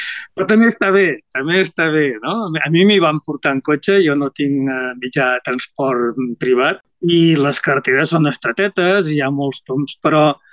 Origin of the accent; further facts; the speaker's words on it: Reus, Catalonia, Spain; jo sóc de les terres del sud, sóc de, de Reus, de, de Reus, de les comarques tarragonines